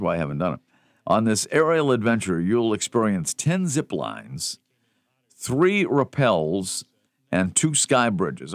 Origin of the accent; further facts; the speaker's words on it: Melrose, Massachusetts, United States; I grew up in Melrose